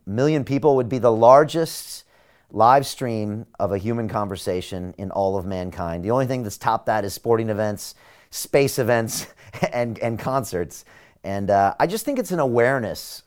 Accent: San Diego, California, United States; moved away as an adult; now in London, United Kingdom; I'm a kid from San Diego

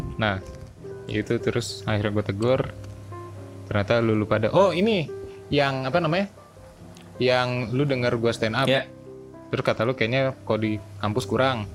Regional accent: Bogor, West Java, Indonesia; Gua kan asal Bogor

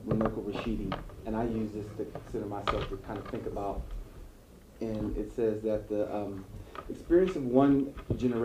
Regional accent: Ohio, United States; I was born in Ohio

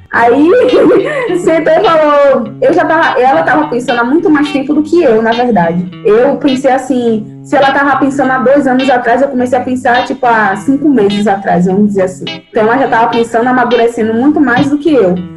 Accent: Salvador, Bahia, Brazil; also born or lived in Niterói, Rio de Janeiro; de lá para cá eu cresci aqui

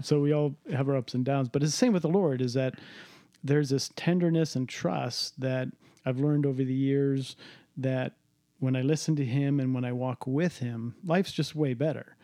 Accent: Cleveland, Ohio, United States; I grew up in Cleveland

